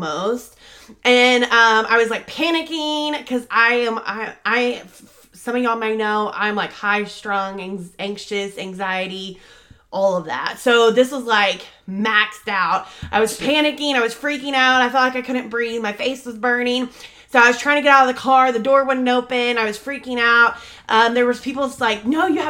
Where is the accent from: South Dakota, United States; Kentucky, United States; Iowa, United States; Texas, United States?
Texas, United States; North Richland Hills; North Richland Hills. That's my hometown